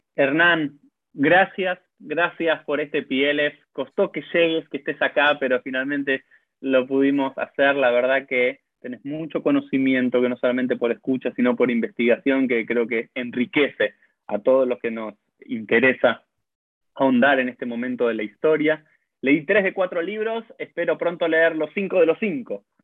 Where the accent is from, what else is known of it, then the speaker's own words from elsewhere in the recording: Argentina; yo como argentino soy un argentino judío